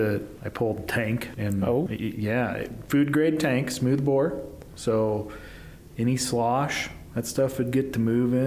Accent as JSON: {"language": "English", "region": "Nebraska", "country": "United States", "moved": "yes", "lives_now": "Utah, United States"}